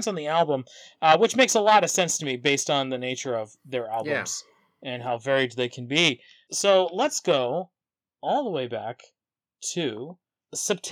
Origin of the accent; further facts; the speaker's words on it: Canada; now in Vancouver, Canada; we're Canadian, we live in Vancouver